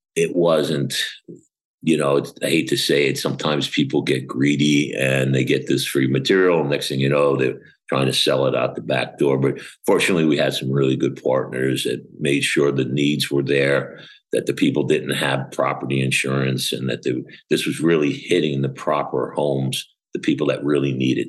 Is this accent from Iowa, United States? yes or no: no; Long Island, New York, United States; moved away as an adult; also born or lived in Arizona / Atlanta, Georgia / Fort Lauderdale, Florida; now in Florida, United States; I actually grew up in Long Island, New York